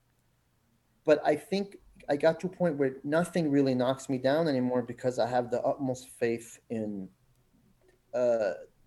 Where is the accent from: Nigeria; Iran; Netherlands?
Iran; moved away; some of the issues I dealt with growing up in Iran with the war and stuff